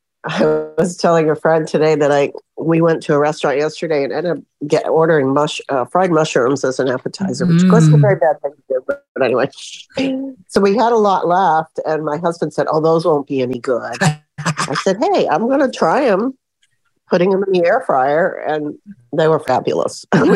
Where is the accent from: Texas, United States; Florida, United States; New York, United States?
Florida, United States; Hi, I'm from Florida.